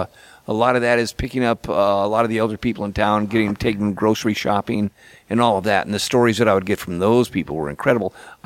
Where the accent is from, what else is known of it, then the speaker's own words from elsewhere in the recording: Petaluma, California, United States; I grew up in Petaluma